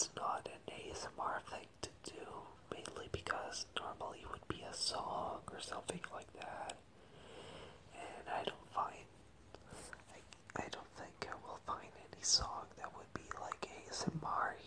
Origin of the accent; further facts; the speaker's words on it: Venezuela; English is a second language; moved away as an adult; now in Madrid, Spain; I moved here from Venezuela. I lived there my whole life. I was born there.